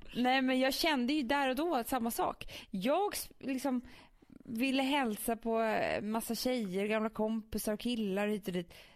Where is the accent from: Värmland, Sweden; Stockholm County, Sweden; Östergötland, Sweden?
Stockholm County, Sweden; Stockholm; vi som är stockholmare.